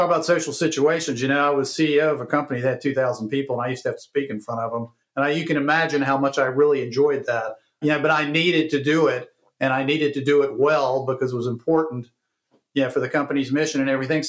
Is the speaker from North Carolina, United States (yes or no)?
yes; Greensboro, North Carolina, United States; born or raised there